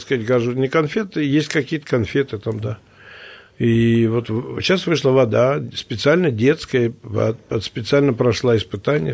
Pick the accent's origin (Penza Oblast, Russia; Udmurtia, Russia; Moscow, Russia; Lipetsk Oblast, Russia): Moscow, Russia; Я говорю, из России. Он говорит, а город? Я говорю, Москва